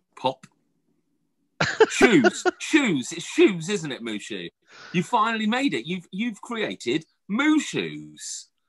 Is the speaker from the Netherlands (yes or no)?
no; United Kingdom; because we are British